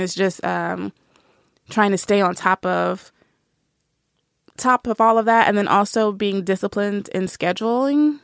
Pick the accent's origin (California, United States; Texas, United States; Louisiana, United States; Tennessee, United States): Tennessee, United States; Nashville; I grew up in the South. I'm from Nashville